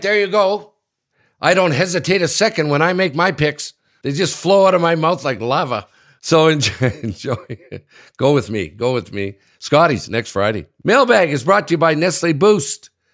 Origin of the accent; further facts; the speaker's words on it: Sudbury, Ontario, Canada; my hometown, Sudbury